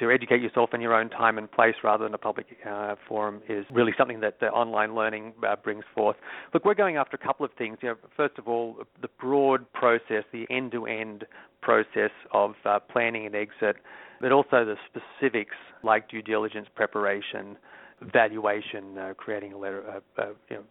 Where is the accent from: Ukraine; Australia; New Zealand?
Australia; Sydney, New South Wales; moved away as an adult; also born or lived in San Francisco; now in United States; As you might detect from my accent, I'm not originally from the U.S. I moved from my hometown of Sydney, Australia, to San Francisco in 94.